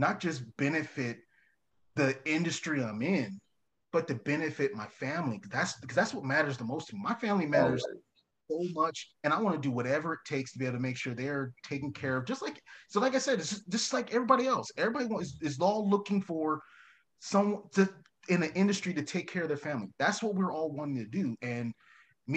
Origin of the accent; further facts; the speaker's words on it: Mesa, Arizona, United States; now in Casa Grande, United States; I'm initially from Mesa, so I know what's happening in the valley